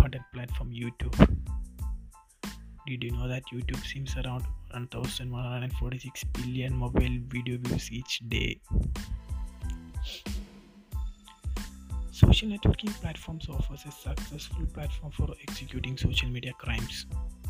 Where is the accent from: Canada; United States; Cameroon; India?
India; Kerala; I am from Kerala